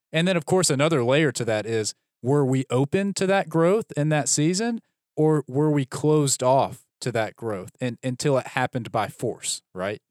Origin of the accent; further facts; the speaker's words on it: Birmingham, Alabama, United States; also born or lived in Dallas; I grew up in Birmingham. I went to Birmingham Southern College for undergrad.